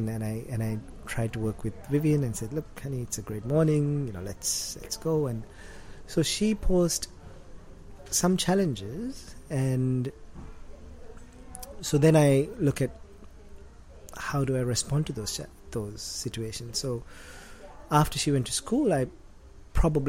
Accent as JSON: {"language": "English", "town": "Colombo", "region": "Western Province", "country": "Sri Lanka", "tie": "born or raised there", "also_born_or_lived": "Australia / United States", "moved": "as an adult", "said": "for the first 19, almost 20 years of my life, it was in Sri Lanka."}